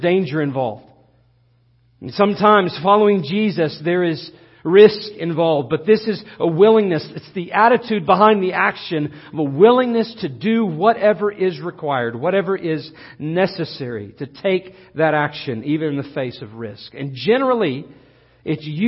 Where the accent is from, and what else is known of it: United States